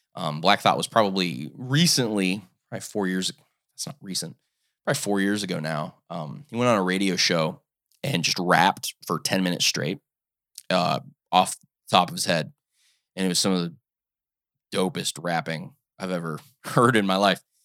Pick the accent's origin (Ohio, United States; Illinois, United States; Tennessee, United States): Ohio, United States; I live in Ohio. I'm from Ohio